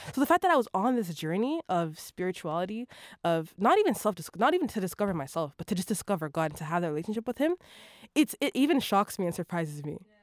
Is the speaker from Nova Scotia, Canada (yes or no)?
no; Toronto, Ontario, Canada; also born or lived in Vancouver, BC; I grew up in Toronto